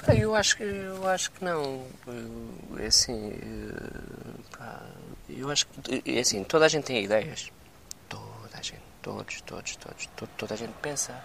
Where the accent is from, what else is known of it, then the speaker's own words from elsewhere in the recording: Setúbal, Portugal; Eu sou de Setúbal, Setúbal não tem ondas.